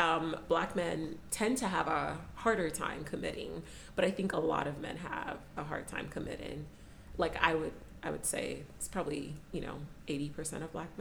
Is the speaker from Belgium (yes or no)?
no; Nigeria; I'm Nigerian